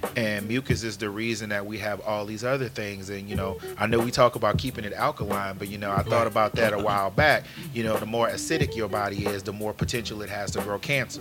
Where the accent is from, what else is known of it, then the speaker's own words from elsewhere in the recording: New Orleans, Louisiana, United States; moved away; originally from New Orleans, um, so I guess that nah, I'm not Cajun, Creole, anything like that. Just homegrown Negro